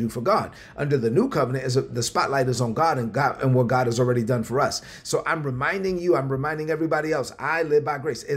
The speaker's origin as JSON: {"language": "English", "town": "New York City", "region": "New York", "country": "United States", "tie": "born or raised there", "said": "growing up in Brooklyn on welfare, on food stamps"}